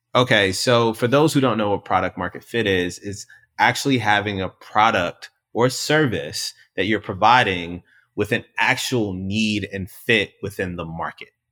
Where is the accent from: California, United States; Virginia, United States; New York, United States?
Virginia, United States; Richmond; growing up in Southside Richmond